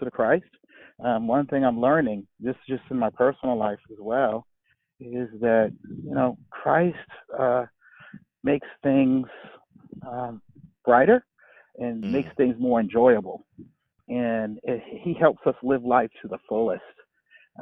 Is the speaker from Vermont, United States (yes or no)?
no; Charleston, South Carolina, United States; born or raised there; now in Charlotte, United States